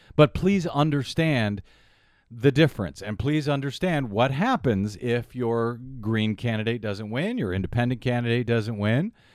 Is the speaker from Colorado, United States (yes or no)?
no; Missouri, United States; moved away; I'm from Missouri